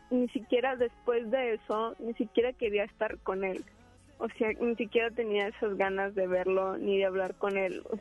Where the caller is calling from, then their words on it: Monterrey, Nuevo León, Mexico; De Monterrey.